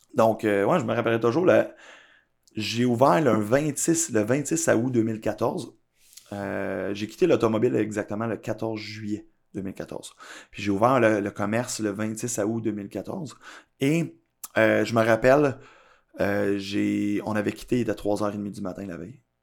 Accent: Blainville, Quebec, Canada; also born or lived in Laval; now in Laurentides, Canada; je suis né à Laval, j'ai grandi une majorité de mon enfance aussi à Blainville

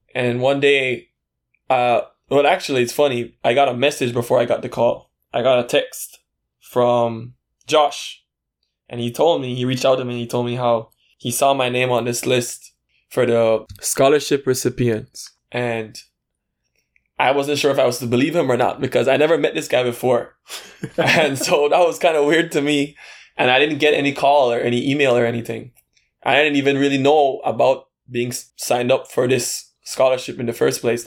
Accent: Belize City, Belize District, Belize; moved away as an adult; now in Taiwan; I'm from Belize City, Belize. And Uh, I'm currently living in Taiwan. I've been here for four years.

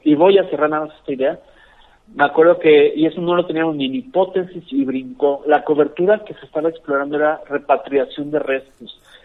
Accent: Mexico; yo soy mexicano, más mexicano que el mole

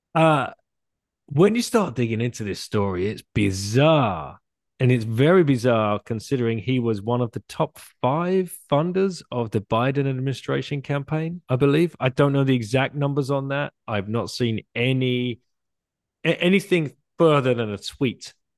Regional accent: United Kingdom; moved away; as a British person

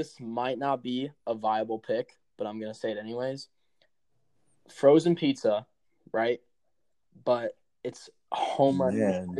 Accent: Chicago, Illinois, United States; I'm from Chicago.

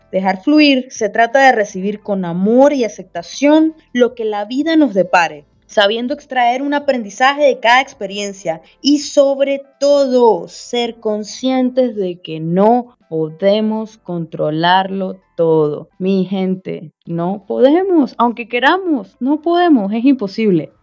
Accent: Venezuela; accent: Venezuelan; moved away as an adult; now in Brazil; también soy de Venezuela, como se puede notar por mi acento

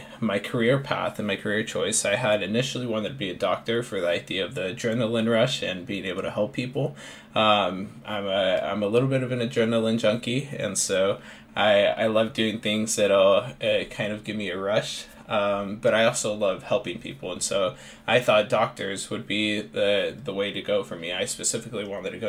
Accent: Seattle, Washington, United States; I'm born and raised in Seattle. I grew up here with a lower income family.

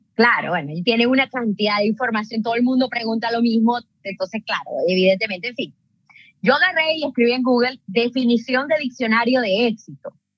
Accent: Venezuela; moved away as an adult; now in Canada; soy una venezolana viviendo en Canadá desde hace seis años

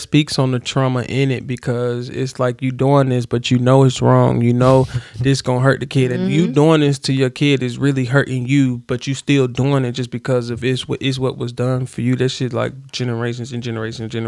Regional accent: the South, United States; also born or lived in Florida; I grew up in the South

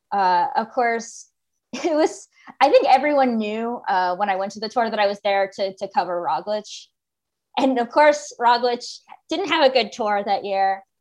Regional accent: United States; And I'm American and we don't have anything that old.

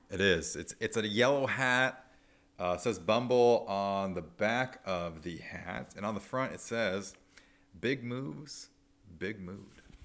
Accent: Nebraska, United States; moved away; also born or lived in Arizona; I'm from Nebraska, and eventually I moved to Arizona

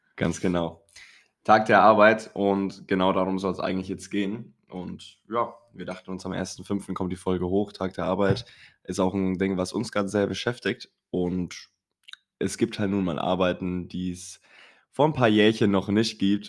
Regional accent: Kronach, Bavaria, Germany; bei uns in Kronach

